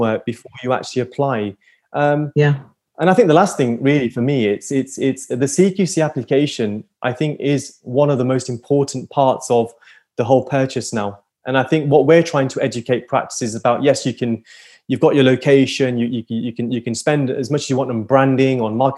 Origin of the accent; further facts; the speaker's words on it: Liverpool, North West England, United Kingdom; I'm a Scouser